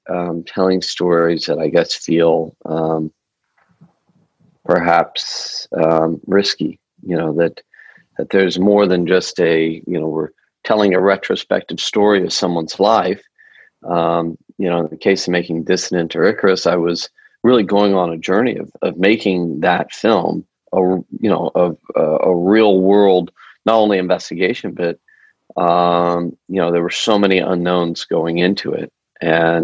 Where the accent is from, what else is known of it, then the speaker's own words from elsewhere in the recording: Denver, Colorado, United States; also born or lived in Boulder; I grew up in Denver